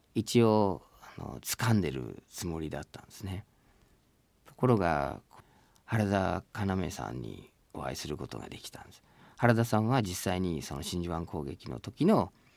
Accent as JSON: {"language": "Japanese", "region": "Michigan", "country": "United States", "tie": "born or raised there", "second_language": "Japanese", "moved": "as an adult", "lives_now": "Japan", "said": "僕はアメリカにミシガンに生まれ育ってそして今日本に住んでいて人生の半分を日本で過ごして日本語と英語とこう行ったり来たりしながら生活している"}